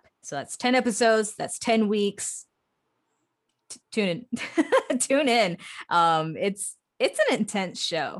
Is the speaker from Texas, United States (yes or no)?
yes; Texas, United States; I'm from Texas